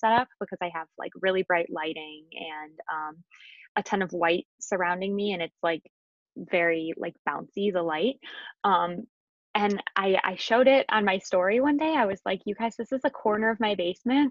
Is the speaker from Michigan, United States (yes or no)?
yes; Michigan, United States; moved away as an adult; also born or lived in Cleveland, Ohio; I'm originally from Michigan, and then I went to U of M, and then I moved down to Cleveland